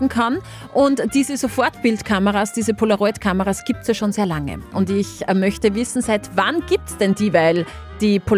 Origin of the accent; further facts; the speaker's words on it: Ampflwang, Upper Austria, Austria; Was bei uns in Ampelwang ganz, ganz typisch ist, sind die Pferde und natürlich auch Folge dessen mit sehr viel Tourismus.